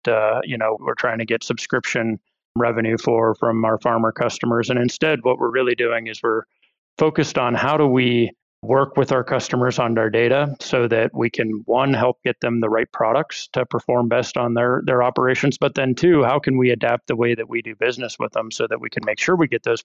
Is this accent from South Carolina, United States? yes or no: no; Ohio, United States; moved away as an adult; I grew up farming in Ohio. My family's got a fourth generation corn and soy farm over there